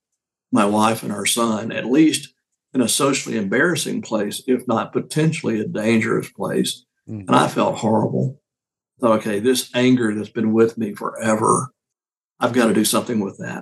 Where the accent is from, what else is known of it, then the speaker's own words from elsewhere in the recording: Deep South, United States; growing up in the Deep South